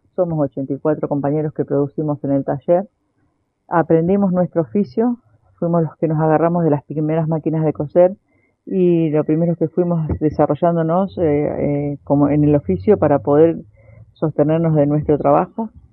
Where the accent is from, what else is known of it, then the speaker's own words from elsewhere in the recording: Avellaneda, Buenos Aires Province, Argentina; nosotros somos todos de Villa Corina, Villa Inflamable, Unidad y Lucha, Villa Azul, Villa Luján